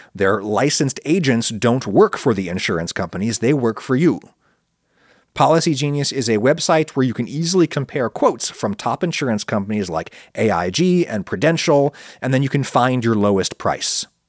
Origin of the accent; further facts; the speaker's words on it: United States; accent: American; I'm an American, I speak with an American accent